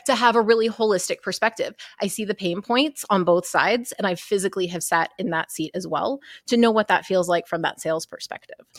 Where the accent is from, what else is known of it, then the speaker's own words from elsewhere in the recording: Texas, United States; I'm from Texas